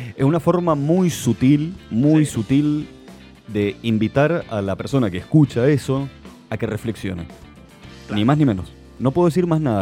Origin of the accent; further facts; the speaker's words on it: Argentina; Le digo, de Argentina